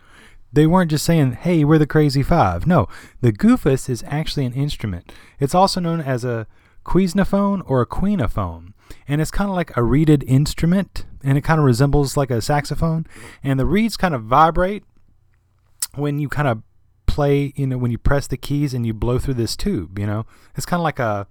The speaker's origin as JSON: {"language": "English", "region": "Alabama", "country": "United States", "tie": "born or raised there"}